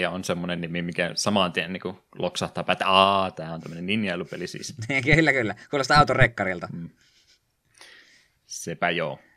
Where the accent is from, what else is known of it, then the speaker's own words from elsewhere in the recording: Savonlinna, South Savo, Finland; moved away; kun minäkin olen Savonlinnasta muuttanut pois